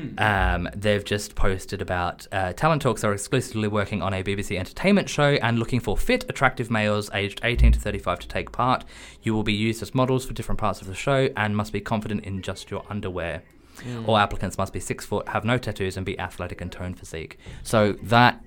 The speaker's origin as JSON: {"language": "English", "country": "Australia", "moved": "yes", "lives_now": "London, United Kingdom", "said": "I'm Australian"}